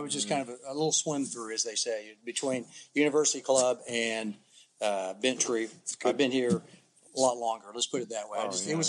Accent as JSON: {"language": "English", "town": "Lawton", "region": "Oklahoma", "country": "United States", "said": "You know, Lawton, it was hot because I'm from Lawton"}